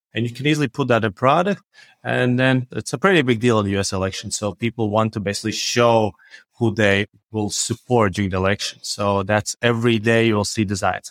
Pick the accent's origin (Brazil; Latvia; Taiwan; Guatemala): Latvia; Riga; I'm from Riga, Latvia